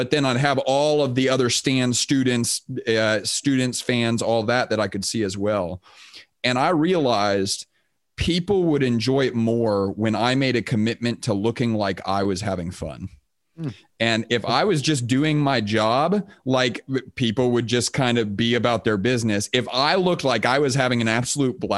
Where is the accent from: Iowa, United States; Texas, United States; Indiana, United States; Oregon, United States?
Texas, United States; Houston; also born or lived in Austin, Texas; I grew up in Texas. I grew up in Houston, Texas